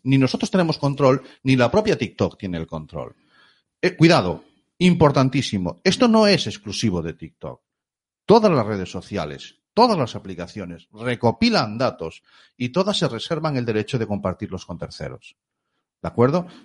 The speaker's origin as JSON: {"language": "Spanish", "region": "Galicia", "country": "Spain", "said": "somos gallegos"}